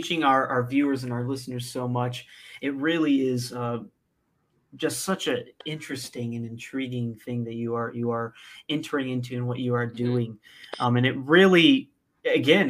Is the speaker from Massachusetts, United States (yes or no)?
no; central Illinois, United States; I'm from dead center of Illinois. Smack dab in the middle.